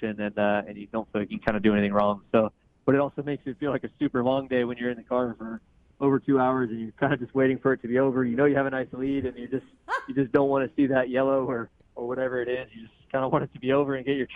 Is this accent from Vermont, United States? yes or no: no; Sonoma area, Northern California, United States; moved away as an adult; now in East Coast, United States; I'm a NorCal guy. I grew up in Sonoma area